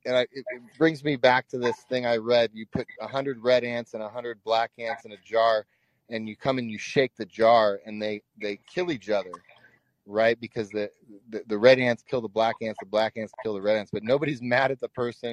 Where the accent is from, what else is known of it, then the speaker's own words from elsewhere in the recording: Washington, United States; moved away as an adult; now in Texas, United States; I'm a refugee from Washington State. Moved down to Texas to escape the policies that were going on there.